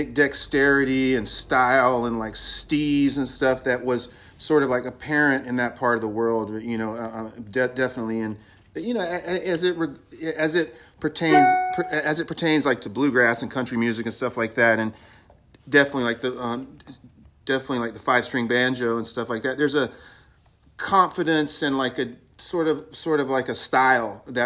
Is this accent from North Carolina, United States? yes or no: yes; North Carolina, United States; moved away as an adult; now in California, United States; I do, because when I go home, it's like everyone is from there